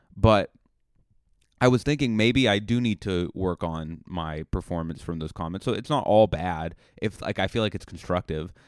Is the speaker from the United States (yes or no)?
yes; Buzzards Bay, Massachusetts, United States; moved away; my hometown